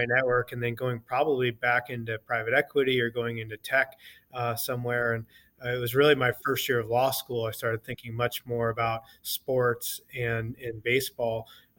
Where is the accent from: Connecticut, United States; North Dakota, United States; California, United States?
California, United States; Southern; I grew up in Southern California, a huge sports fan, played sports growing up